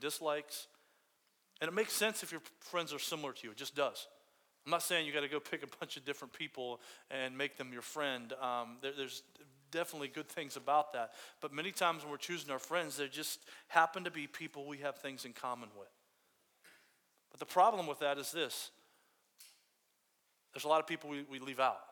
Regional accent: Fort Myers, Florida, United States; I grew up in Fort Myers, Florida, way down there in Fort Myers, like way down in the coast of Florida

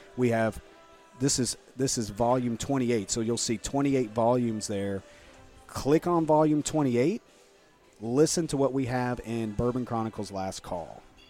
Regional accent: Georgetown, Kentucky, United States; I grew up in Georgetown, Kentucky, and I was baptized in the church that he started.

